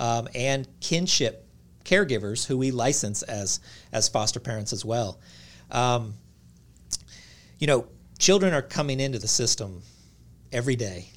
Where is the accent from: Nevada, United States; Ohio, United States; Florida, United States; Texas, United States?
Nevada, United States; Reno; moved away as an adult; also born or lived in California / Tennessee; I grew up in Reno, Nevada, uh, went to college in California and, and ended up in Tennessee